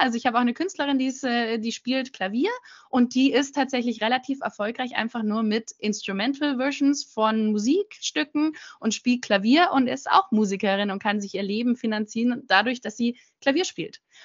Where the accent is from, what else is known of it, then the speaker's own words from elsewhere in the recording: Munich, Bavaria, Germany; also born or lived in London / Los Angeles; ich komme original aus München und lebe aktuell gerade in München